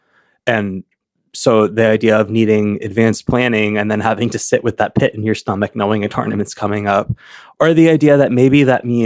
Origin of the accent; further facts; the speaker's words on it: Chapel Hill, North Carolina, United States; also born or lived in Chicago; now in Lincoln, Nebraska, United States; I grew up in Chapel Hill, North Carolina, which was a college town where the main university was